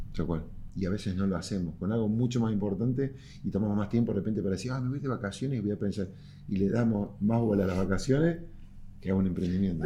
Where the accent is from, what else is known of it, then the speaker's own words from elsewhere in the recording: Córdoba, Argentina; cordobés y emprendedor